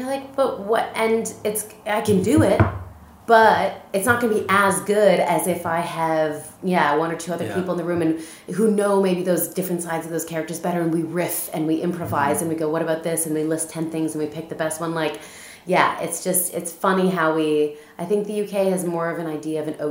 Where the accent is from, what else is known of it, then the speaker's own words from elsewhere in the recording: Southern Ontario, Canada; moved away as an adult; now in Scotland, United Kingdom; I grew up in Southern Ontario, like I said, on a goat farm